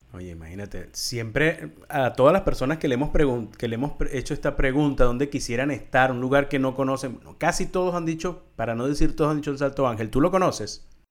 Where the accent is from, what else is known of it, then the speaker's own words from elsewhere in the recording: Venezuela; los venezolanos, bueno, somos caribeños, somos, somos latinoamericanos